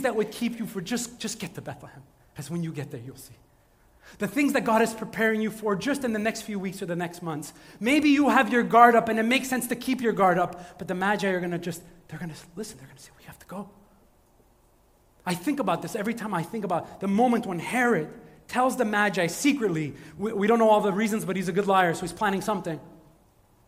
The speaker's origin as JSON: {"language": "English", "town": "Montreal", "region": "Quebec", "country": "Canada", "tie": "born or raised there", "said": "I grew up in St. Michel"}